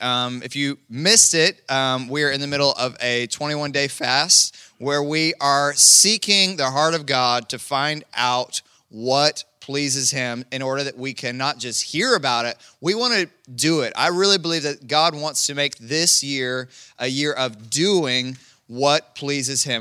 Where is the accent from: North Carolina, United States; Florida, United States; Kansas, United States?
Kansas, United States; moved away; I'm from Kansas